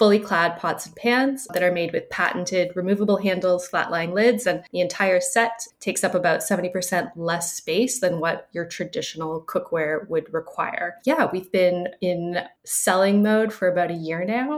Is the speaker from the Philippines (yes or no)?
no; Canada; now in Montreal, Canada; I am Canadian, based in Montreal